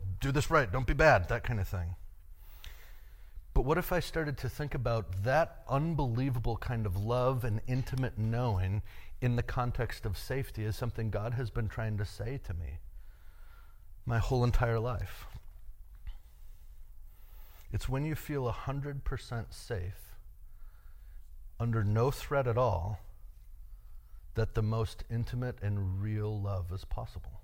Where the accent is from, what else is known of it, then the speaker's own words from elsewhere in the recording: United States; As an American male